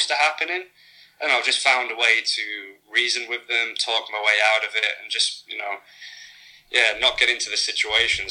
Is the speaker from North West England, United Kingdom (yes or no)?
yes; Preston, North West England, United Kingdom; moved away as an adult; also born or lived in London / Manchester; now in Phuket, Thailand; in my hometown called Preston